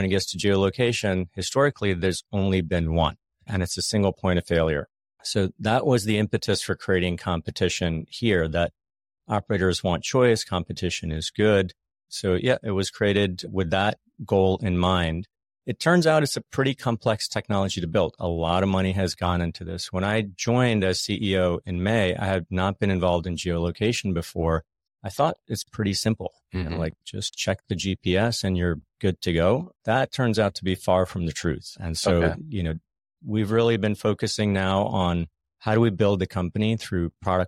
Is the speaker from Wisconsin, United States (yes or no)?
no; Philadelphia, Pennsylvania, United States; also born or lived in London; I'm from Philly.